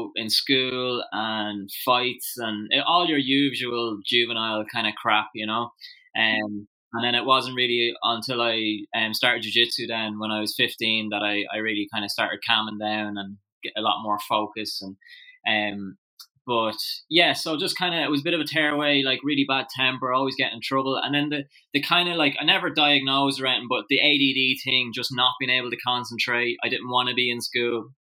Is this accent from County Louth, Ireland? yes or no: yes; Drogheda, County Louth, Ireland; I was born in Drogheda originally, and then my family moved out to the countryside just outside Drogheda when I was about 5. So I still went to school in Drogheda